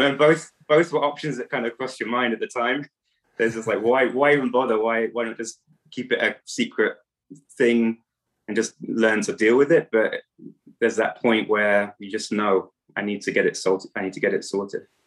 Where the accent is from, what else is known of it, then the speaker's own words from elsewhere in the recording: England, United Kingdom; moved away as an adult; now in Romania; I am from England, but actually living in Romania. I've been living in Romania for over ten years.